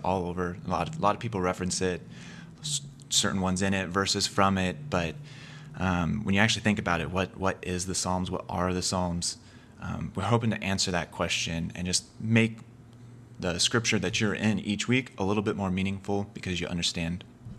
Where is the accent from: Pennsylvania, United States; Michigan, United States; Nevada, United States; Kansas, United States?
Kansas, United States; moved away; I grew up in Kansas, so Iowa's a new state for me, relatively.